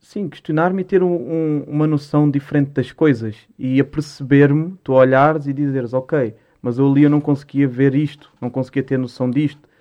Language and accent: Portuguese; Lisbon, Portugal; also born or lived in Musgueira, Lisbon; Eu, eu nasci na Mesgueira. Uhum. Nasci na Mesgueira Norte, só que, pá, eu pouco me lembro da Mesgueira. A Mesgueira foi abaixo em 2000, para aí. Eu tinha dois, tinha três anos. E hum, e depois fui ali para a Alta de Lisboa, para a Cruz Vermelha